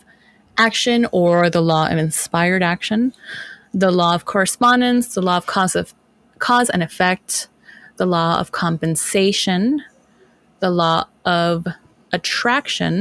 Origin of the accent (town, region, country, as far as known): United States